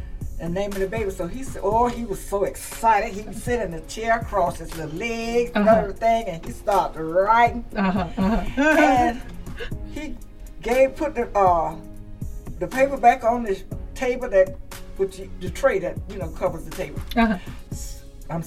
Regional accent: Vero Beach, Florida, United States; moved away as an adult; also born or lived in Miami, Florida; Little Vero Beach, my hometown

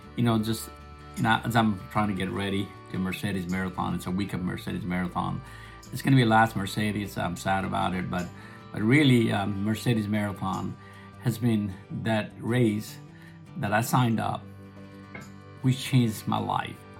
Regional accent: Nepal; English is a second language; also born or lived in America; now in United States; I was born and raised in Nepal.

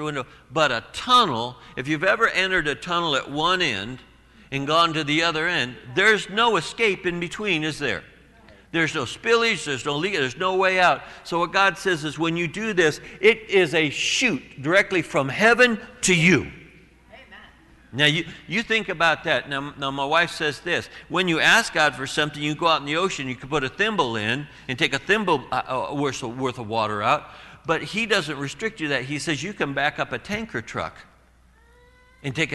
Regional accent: Southern California, United States; we're from Southern California.

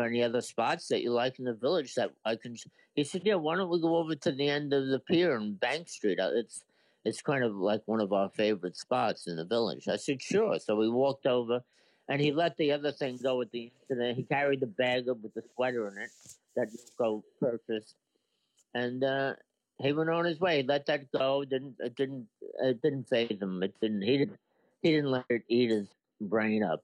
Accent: New York City, New York, United States; I was from Brooklyn

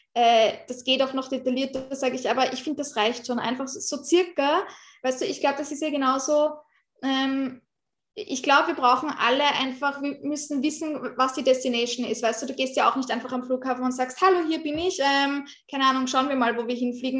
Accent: Austria; bei uns in Österreich

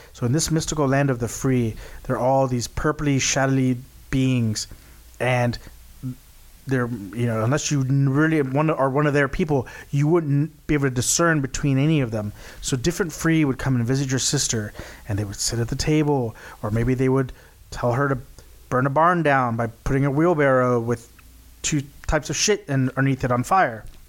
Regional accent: Texas, United States; we're from Texas

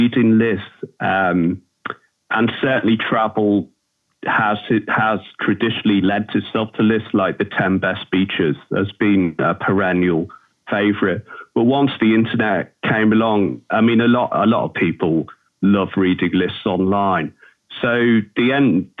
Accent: Liverpool, North West England, United Kingdom; accent: Scouse; I grew up on Merseyside. I'm a Liverpudlian. I'm what they call a Scouser.

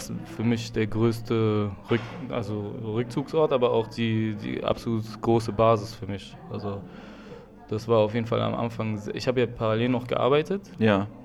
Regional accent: Germany; Du willst mir sagen, ich bin hier in Deutschland aufgewachsen.

